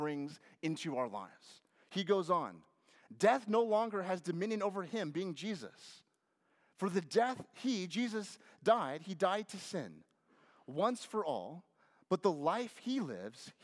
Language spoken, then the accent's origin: English; Lynden, Washington, United States; moved away; I grew up in Washington State